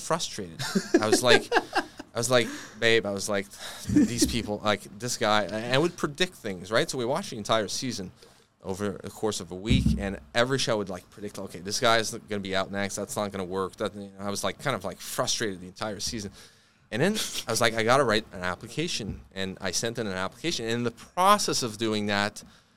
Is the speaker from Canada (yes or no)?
yes; Fort-Coulonge, Quebec, Canada; I come from Fort Collonges is a very, very rough town.